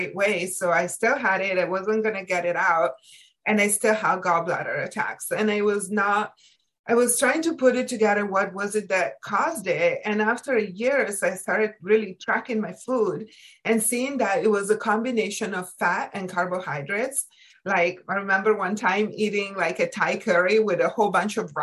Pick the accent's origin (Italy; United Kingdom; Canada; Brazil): Italy; moved away as an adult; now in United States; I was born and raised in Italy